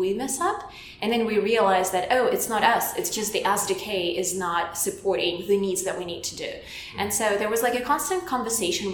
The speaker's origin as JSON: {"language": "English", "country": "Belarus", "second_language": "English", "moved": "yes", "said": "I'm from Eastern Europe, from Belarus, which is like very next to Russia"}